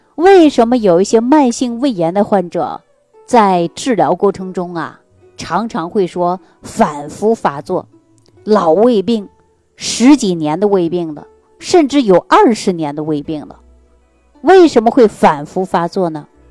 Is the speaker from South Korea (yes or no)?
no; Northeast China, China; 尤其我们老家就是东北地区的人